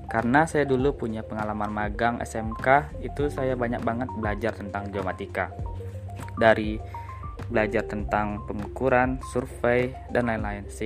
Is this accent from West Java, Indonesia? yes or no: no; Pekanbaru, Riau, Indonesia; Halo teman-teman, perkenalkan dulu … saya dari Pekanbaru.